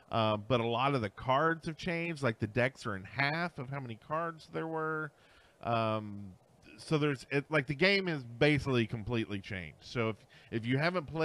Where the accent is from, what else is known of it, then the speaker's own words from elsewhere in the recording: Canada; I'm Canadian.